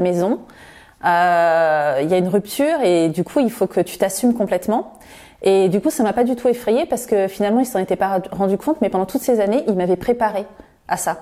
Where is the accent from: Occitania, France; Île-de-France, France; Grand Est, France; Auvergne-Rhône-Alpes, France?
Île-de-France, France; Créteil; je suis née à Créteil, j'y ai grandi, j'ai suivi toute ma scolarité.